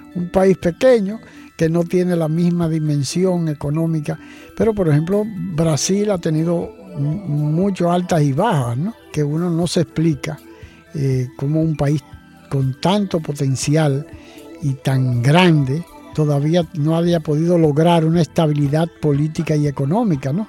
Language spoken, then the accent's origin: Spanish; Dominican Republic; aquí en nuestro país